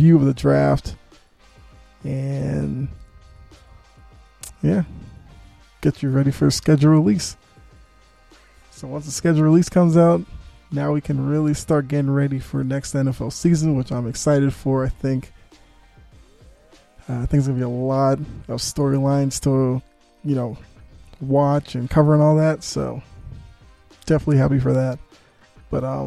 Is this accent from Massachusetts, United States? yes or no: yes; Boston, Massachusetts, United States; moved away; I'm from Boston